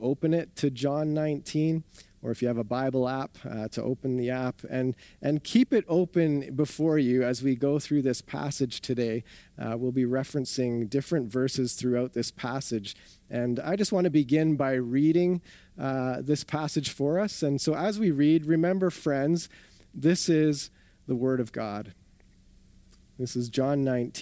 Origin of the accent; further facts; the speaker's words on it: southern Ontario, Canada; also born or lived in Winnipeg; now in Calgary, Canada; I grew up in southern Ontario